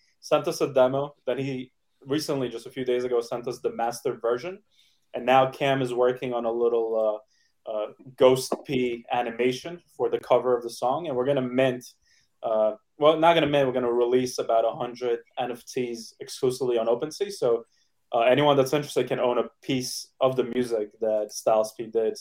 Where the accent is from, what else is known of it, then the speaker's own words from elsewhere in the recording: New York City, New York, United States; I grew up in Brooklyn, New York